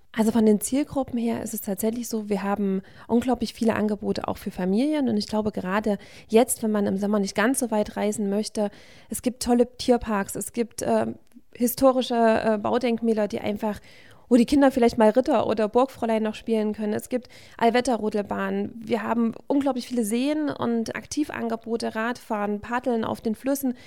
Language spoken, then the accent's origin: German; Naumburg, Saxony-Anhalt, Germany; Tatsächlich bin ich gebürtige Naumburgerin und auch in der Region aufgewachsen